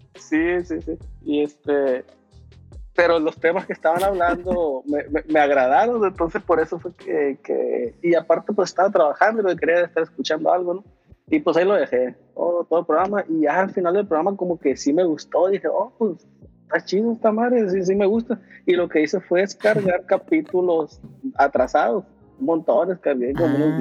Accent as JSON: {"language": "Spanish", "town": "Los Mochis", "region": "Sinaloa", "country": "Mexico", "tie": "born or raised there", "moved": "as an adult", "lives_now": "San Francisco, United States", "said": "Yo soy de Los Mochis, Sinaloa"}